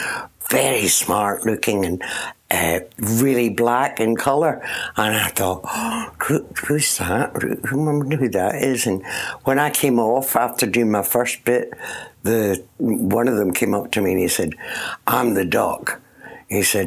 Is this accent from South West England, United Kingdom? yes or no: no; Port Glasgow, Scotland, United Kingdom; moved away as an adult; also born or lived in London; in Scotland, on the west coast